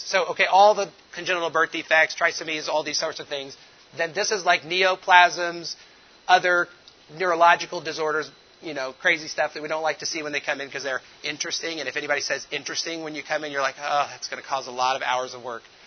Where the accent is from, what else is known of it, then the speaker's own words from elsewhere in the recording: Indianapolis, Indiana, United States; moved away as an adult; now in Togo; I'm from Indianapolis originally, so you know we're motor car racing